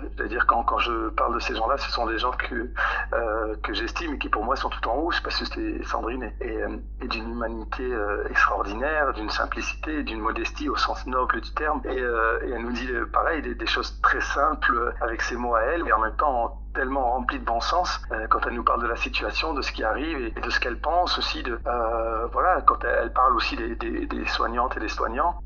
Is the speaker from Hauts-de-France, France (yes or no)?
yes; Roubaix, Hauts-de-France, France; Je suis né, j'ai grandi à Roubaix